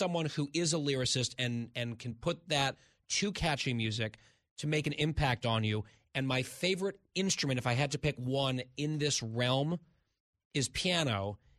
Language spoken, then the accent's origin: English; New Jersey, United States; I'm from New Jersey.